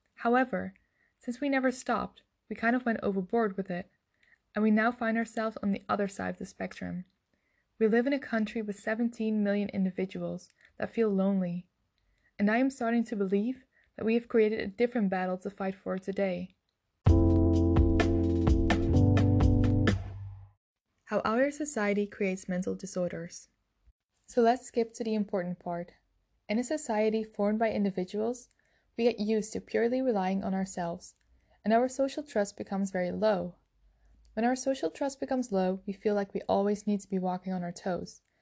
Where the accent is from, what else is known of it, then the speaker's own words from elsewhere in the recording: Netherlands; I'm from the Netherlands